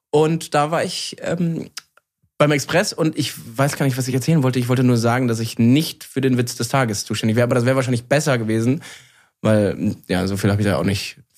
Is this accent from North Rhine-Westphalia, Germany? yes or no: yes; Cologne, North Rhine-Westphalia, Germany; Also als Kölner, ähm, natürlich schlägt das Herz ähm, für den FC Köln.